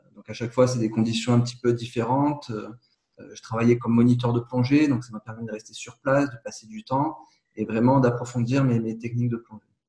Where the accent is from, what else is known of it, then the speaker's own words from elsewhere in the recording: Nice, Provence-Alpes-Côte d'Azur, France; je suis originaire de Nice et du coup, j'ai été un petit peu bercé entre la Méditerranée, le parc du Mercantour